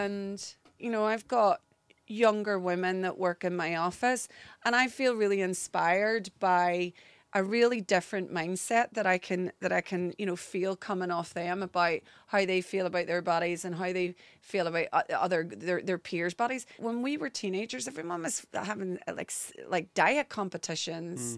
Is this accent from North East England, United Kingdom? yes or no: no; Derry, Northern Ireland, United Kingdom; accent: Northern Irish; moved away as an adult; now in London, United Kingdom; I grew up in Northern Ireland.